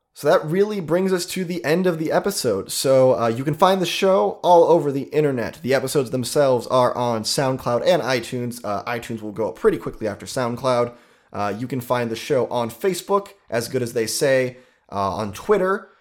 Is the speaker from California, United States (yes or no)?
no; Ohio, United States; We're from Ohio